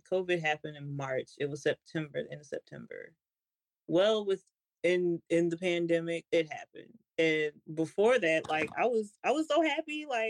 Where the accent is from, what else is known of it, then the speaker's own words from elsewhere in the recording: Louisiana, United States; born there; now in Washington, United States; I was born in Louisiana.